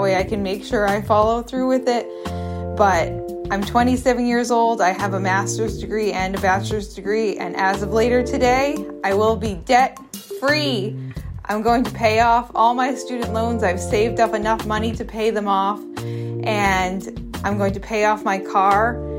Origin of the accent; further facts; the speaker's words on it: Massachusetts, United States; I'm from Massachusetts.